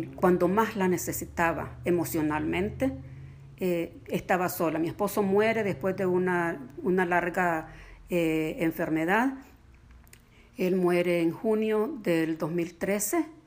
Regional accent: Nicaragua; moved away as an adult; llegamos de Nicaragua en 1979, salimos sencillamente porque la vida se hizo imposible allá

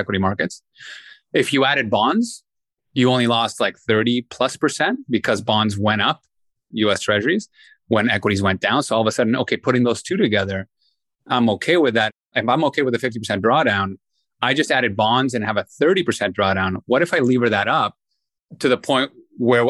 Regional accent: Peru; moved away; I'm born and raised in Peru

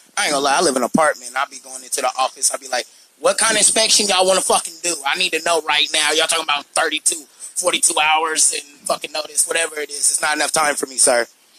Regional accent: Sacramento, California, United States; now in Reno, United States; I'm a rapper from Sacramento. Came out under PTL, Prime Tracks, Last Laugh Records. Right now I live in Reno doing my thing.

